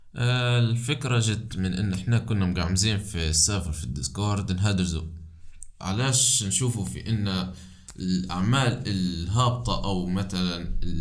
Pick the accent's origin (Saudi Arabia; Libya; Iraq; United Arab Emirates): Libya; أنا من ليبيا